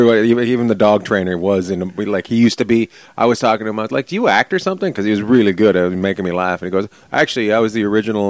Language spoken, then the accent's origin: English; British Columbia, Canada; also born or lived in Vancouver, Canada; now in Long Beach, United States; I'm from British Columbia, up near Alaska.